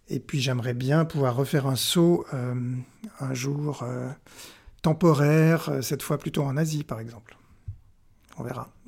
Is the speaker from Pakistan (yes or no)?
yes; Pakistan; born there; Moi, je suis né au Pakistan.